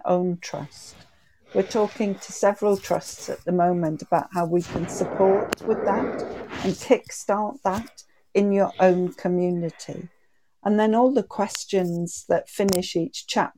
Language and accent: English; the North East, North East England, United Kingdom; I'm from the Northeast, and we say shy bairns get nowt.